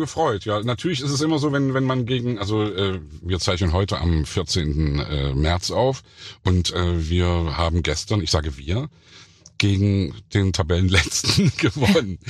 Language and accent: German; Leipzig, Saxony, Germany; ich bin ja im Thomaner Chor groß geworden